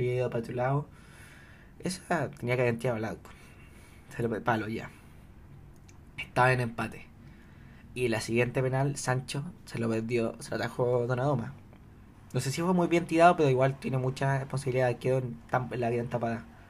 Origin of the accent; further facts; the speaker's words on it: Chile; yo soy chileno